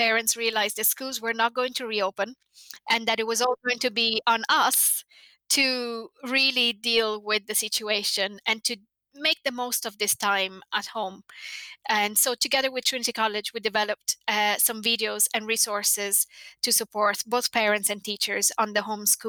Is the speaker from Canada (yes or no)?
no; Italy; English is a second language; now in Ireland; I'm from Italy and I moved here quite young